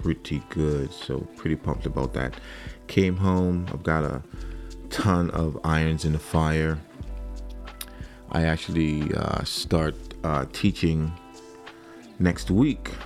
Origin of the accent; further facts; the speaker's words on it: Trinidad & Tobago; moved away; I grew up in Trinidad, and I grew up in a church home